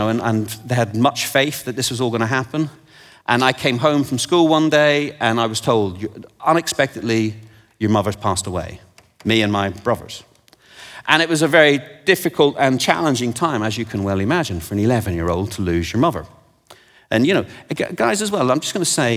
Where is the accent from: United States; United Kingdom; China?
United Kingdom; England; I'm from England and I've forgotten how to speak it